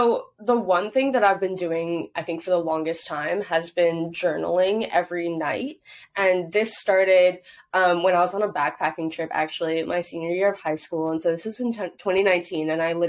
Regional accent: Hong Kong; I grew up overseas in Hong Kong. So in Asian culture, you don't really talk about your mental health.

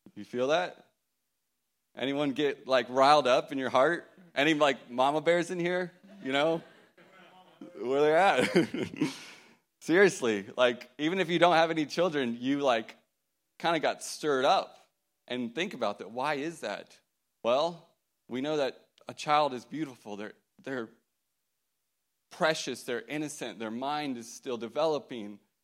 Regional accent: Fort Worth, Texas, United States; I grew up in the Fort Worth, Texas area

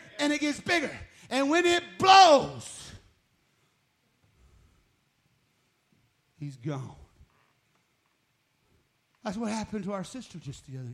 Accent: New Mexico, United States; I'm from New Mexico

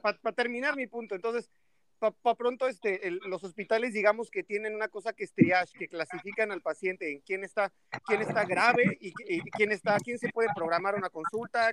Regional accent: State of Mexico, Mexico; moved away as an adult; also born or lived in Toluca; now in Playa del Carmen, Mexico; yo soy de la, del Estado de México

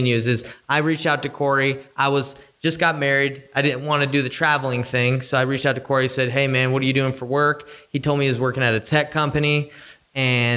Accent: Utah, United States; also born or lived in Idaho; we're from Utah, so there's a ton of national parks here.

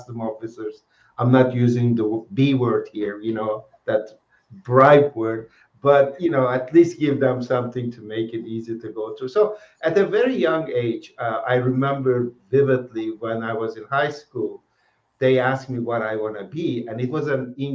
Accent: Turkey; moved away as an adult; I'm originally from Turkey and did my undergraduate in Turkey at a Middle East Technical University

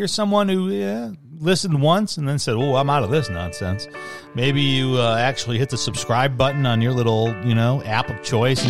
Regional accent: United States; I'm American. USA.

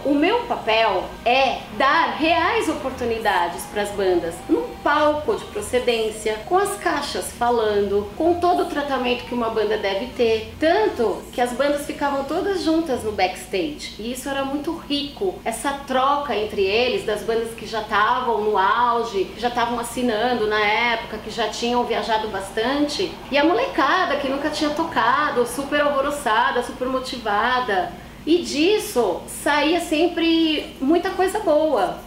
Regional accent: São Paulo, Brazil; born or raised there; also born or lived in São Bernardo do Campo

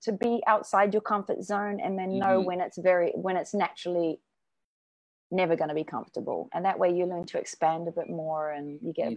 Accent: New Zealand; moved away as an adult; also born or lived in Japan; now in Bangkok, Thailand; I'm from New Zealand. I worked in pubs

